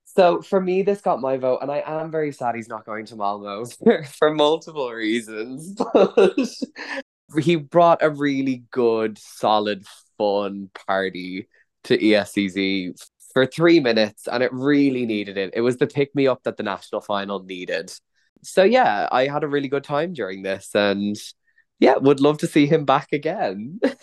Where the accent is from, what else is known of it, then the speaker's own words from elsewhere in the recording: Ireland; As an Irish person